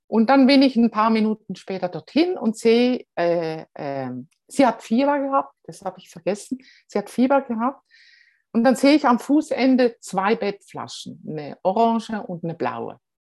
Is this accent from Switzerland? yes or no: yes; Switzerland; Als Schweizer